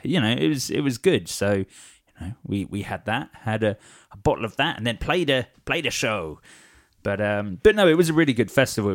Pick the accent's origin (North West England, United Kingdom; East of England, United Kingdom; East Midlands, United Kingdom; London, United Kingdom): East of England, United Kingdom; Watford; I'm from Watford